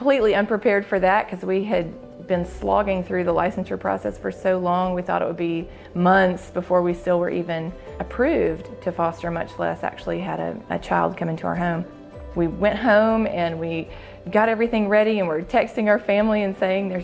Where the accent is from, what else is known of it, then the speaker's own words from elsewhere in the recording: Jackson, Mississippi, United States; I grew up in West Jackson, in a wonderful, happy home